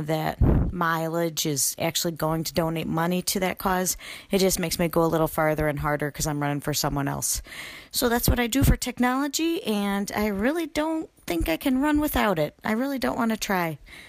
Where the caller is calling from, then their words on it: Illinois, United States; I'm calling from Illinois.